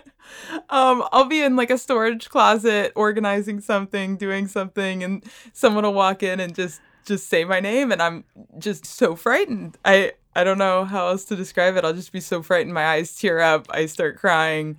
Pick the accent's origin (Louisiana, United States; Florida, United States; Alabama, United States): Florida, United States; Bradenton; I am from Bradenton, Florida